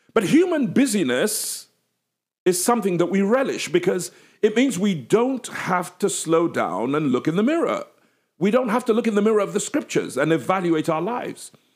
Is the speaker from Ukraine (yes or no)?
no; England, United Kingdom; accent: English